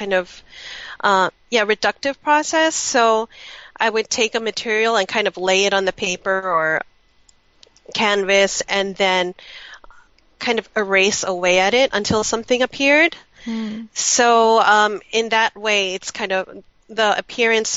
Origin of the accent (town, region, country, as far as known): United States; born or raised there